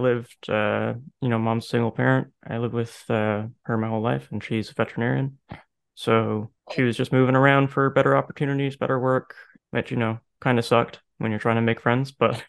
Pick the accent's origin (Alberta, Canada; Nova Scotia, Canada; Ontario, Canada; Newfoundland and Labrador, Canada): Newfoundland and Labrador, Canada; St. John's; also born or lived in Prince Edward Island / Edmonton; So I'm from St. John's. I've kind of raised around all Canada, though. And most people, I guess, that are in our friend group would know me from the Bay in Ascension. So, yeah, I mean, I grew up in Newfoundland.